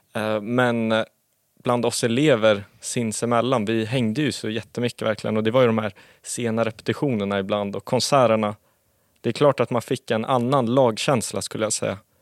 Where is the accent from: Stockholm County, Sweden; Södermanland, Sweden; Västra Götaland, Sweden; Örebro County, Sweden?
Stockholm County, Sweden; Sundbyberg; jag är uppvuxen i Sundbyberg